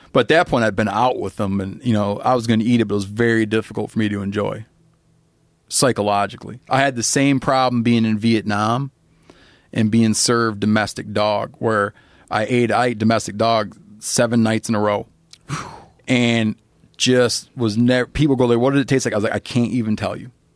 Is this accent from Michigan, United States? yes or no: yes; Michigan, United States; moved away; I was brought up in Michigan